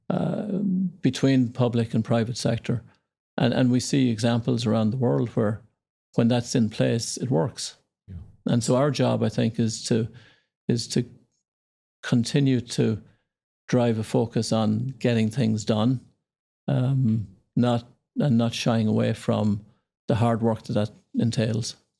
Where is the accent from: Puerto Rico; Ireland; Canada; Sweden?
Ireland; moved away as an adult; also born or lived in Indonesia; Yeah, so I grew up in Ireland, small town. Yeah near Dublin, our capital.